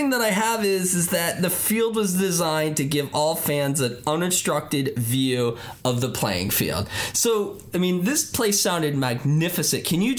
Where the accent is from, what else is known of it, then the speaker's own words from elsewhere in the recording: Northeast, United States; now in Oregon, United States; I mean, I'm a transplant from the Northeast, but I've never heard of Vaughn Stadium until we started working on this podcast